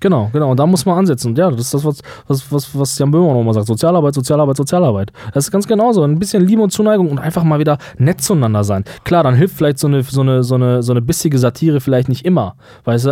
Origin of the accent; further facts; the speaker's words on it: Germany; uns denn wegnehmen als Deutsche